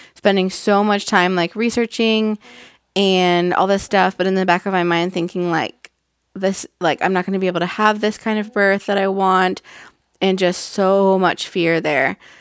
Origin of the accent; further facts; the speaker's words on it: Northern California, United States; I'm from Northern California